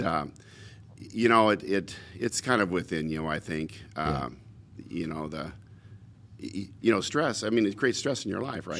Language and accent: English; Portland, Oregon, United States; I was born in Portland.